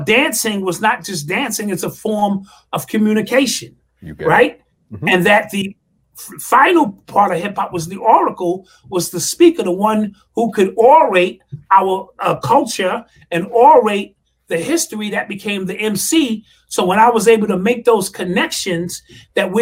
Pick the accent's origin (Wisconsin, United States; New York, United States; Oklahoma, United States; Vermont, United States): New York, United States; New York City; Growing up in the Bronx, three or four blocks away from Cedar Park